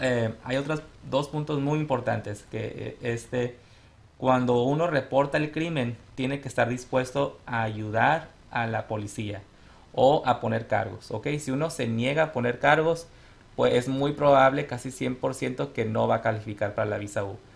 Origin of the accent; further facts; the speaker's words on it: Sonora, Mexico; also born or lived in Tucson, Arizona; now in Phoenix, United States; soy originario de Sonora, mi familia y yo somos de Sonora. Este, venimos a este país como muchas familias, como inmigrantes. Llegamos primero a Tucson, ahí hice yo mi, la, prep, la preparatoria.